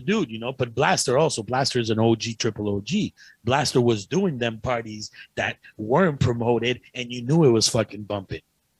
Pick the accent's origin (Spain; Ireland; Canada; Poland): Canada; Ottawa, Ontario; I already know these people. I grew up in Ottawa. So that's why I'm getting gigs there.